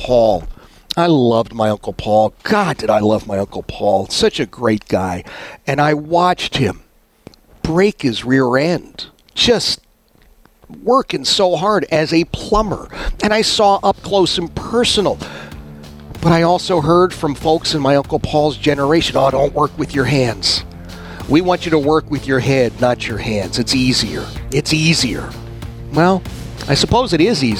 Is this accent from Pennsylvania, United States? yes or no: yes; Philadelphia, Pennsylvania, United States; now in Central Virginia, United States; I've got folks I grew up with in Oxford Circle